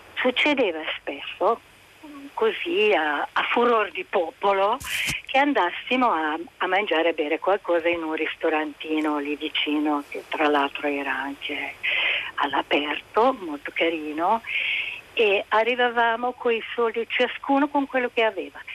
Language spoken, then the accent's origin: Italian; Budapest, Hungary; moved away as an adult; now in Italy; sono nata e cresciuta in Ungheria fino agli anni 70, poi sono venuta in Italia sposandomi